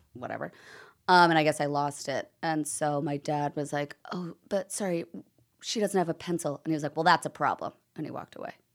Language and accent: English; Long Island, New York, United States; growing up on Long Island, you can go to the U S Open so easily